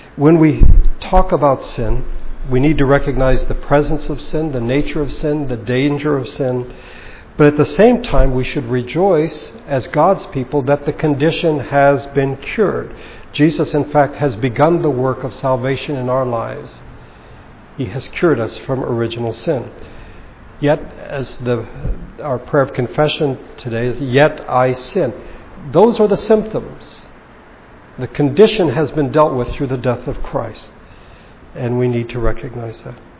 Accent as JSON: {"language": "English", "town": "Baguio", "region": "Cordillera Administrative Region", "country": "Philippines", "tie": "born or raised there", "said": "a Bible study in my hometown in Baguio"}